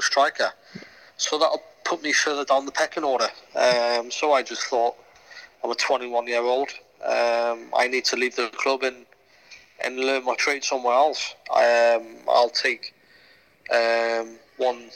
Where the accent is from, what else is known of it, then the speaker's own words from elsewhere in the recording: Newcastle upon Tyne, North East England, United Kingdom; I'm a Geordie